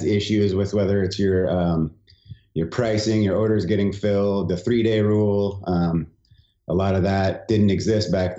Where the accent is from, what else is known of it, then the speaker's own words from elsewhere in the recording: San Diego, California, United States; we grew up in San Diego is where I grew up